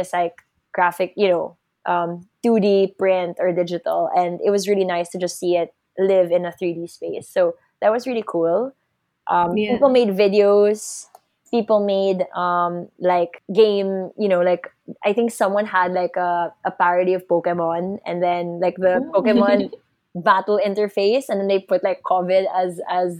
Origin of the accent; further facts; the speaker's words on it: Philippines; as a Filipino